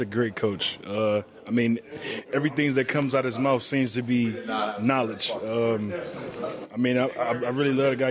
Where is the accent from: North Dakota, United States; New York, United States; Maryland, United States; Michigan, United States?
Michigan, United States; Detroit; I'm from Detroit, Michigan.